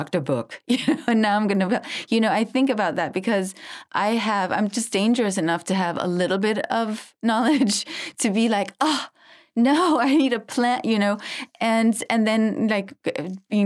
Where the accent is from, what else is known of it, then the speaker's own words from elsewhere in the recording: Denmark; now in Los Angeles, United States; I'm from Denmark